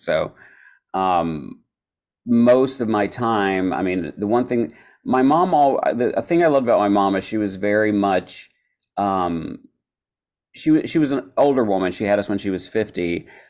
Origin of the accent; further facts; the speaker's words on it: Eastern Kentucky, United States; also born or lived in Florida; I was born in Florida, but I moved to Kentucky when I was really young. So I grew up, grew up in Kentucky